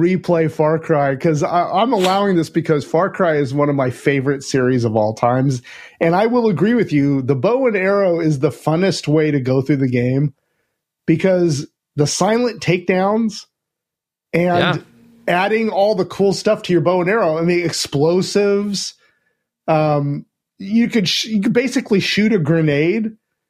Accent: United States; Well, I mean, I'm American, so I want, like, I want guns and, like, grenades and all sorts of stuff

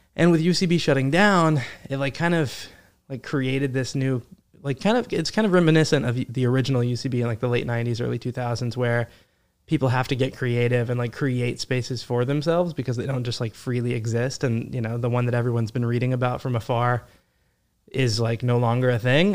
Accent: Midland, Texas, United States; moved away as an adult; also born or lived in Fort Worth, Texas; now in New York, United States; I grew up in Midland, Texas

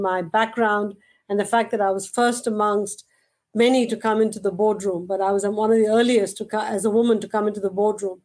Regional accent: India; moved away as an adult; now in United States; growing up in India

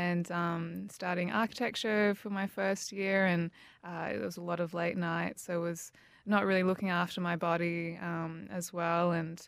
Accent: Canberra, Australian Capital Territory, Australia; now in Melbourne, Australia; No, I think Canberra is a really beautiful city. Like, you know, bush capital, and especially having moved away and now seeing it from the outside

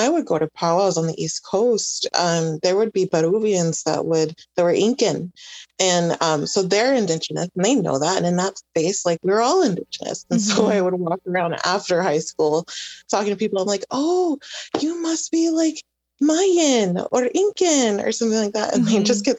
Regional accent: Honduras; And I mean, I'm indigenous from Honduras.

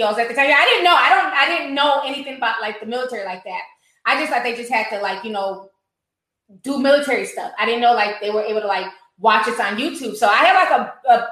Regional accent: United States

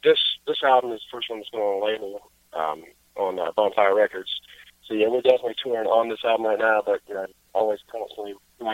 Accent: Greenwood, South Carolina, United States; I was in a touring band called … from my hometown in Greenwood, South Carolina

